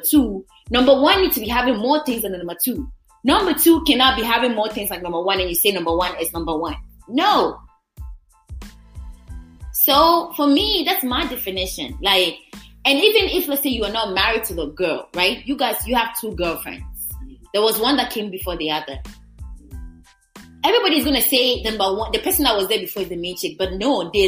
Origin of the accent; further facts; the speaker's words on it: Ghana; I'm Ghanaian